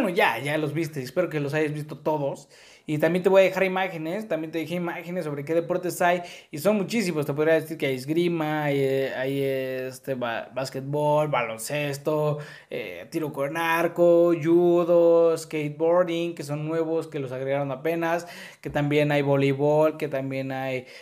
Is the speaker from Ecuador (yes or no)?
no; Mexico; así somos los mexicanos